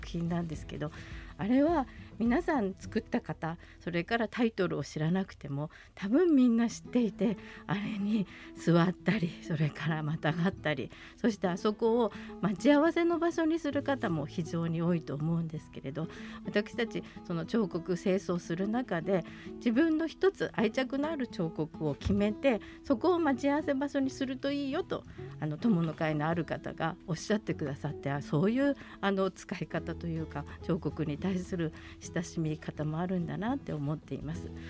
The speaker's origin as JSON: {"language": "Japanese", "region": "Tokyo", "country": "Japan", "tie": "born or raised there", "moved": "yes", "lives_now": "Sapporo, Japan", "said": "私は東京出身"}